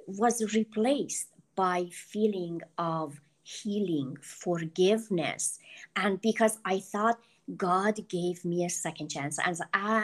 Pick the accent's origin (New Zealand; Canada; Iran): Iran; English is a second language; moved away as an adult; now in United States; I didn't feel belong growing up in Iran